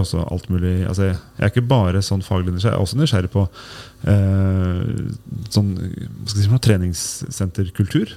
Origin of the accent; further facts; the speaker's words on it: Tønsberg, Vestfold, Norway; Jeg kommer fra Eik i Tønsberg.